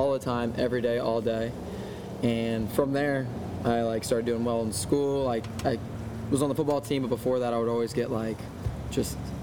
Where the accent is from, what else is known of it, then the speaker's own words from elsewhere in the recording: Bethany Beach, Delaware, United States; I grew up in Bethany Beach, Delaware